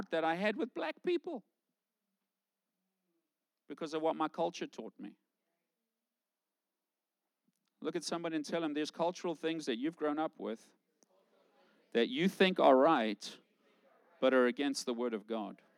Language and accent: English; South Africa; moved away; I grew up in South Africa.